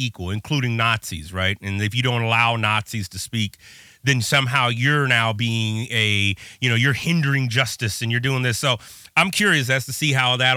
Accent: California, United States; now in Chicago, United States; I'm in Chicago now currently. I'm from California

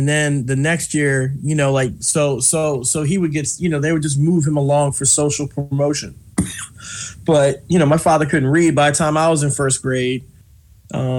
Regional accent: Philadelphia, Pennsylvania, United States; I grew up in West Philadelphia on 63rd Street

